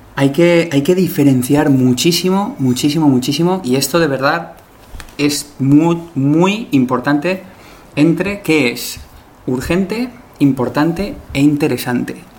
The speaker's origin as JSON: {"language": "Spanish", "country": "Spain", "said": "yo soy español"}